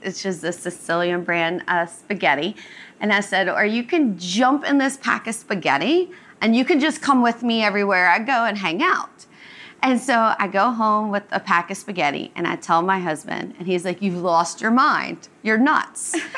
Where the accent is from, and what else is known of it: Cajun country, about 45 minutes outside New Orleans, Louisiana, United States; born or raised there; moved away as an adult; now in New Orleans, United States